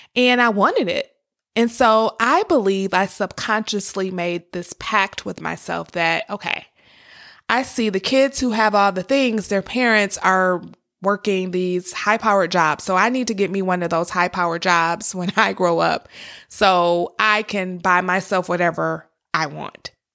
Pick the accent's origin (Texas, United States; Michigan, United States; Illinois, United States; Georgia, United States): Michigan, United States; Detroit; I grew up in Detroit, Michigan. Actually, I was born in Detroit, Michigan, and I lived there until about fifth grade.